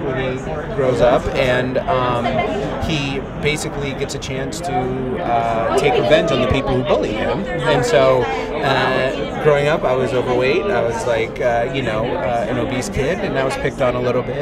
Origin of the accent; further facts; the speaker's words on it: New England, United States; he and I were both from like kind of the same area, and so we just kind of talked about what it was like growing up in the New England